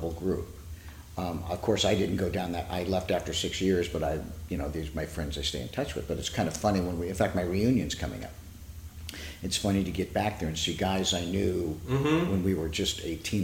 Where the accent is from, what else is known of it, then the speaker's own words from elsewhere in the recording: San Diego, California, United States; I was born and raised in San Diego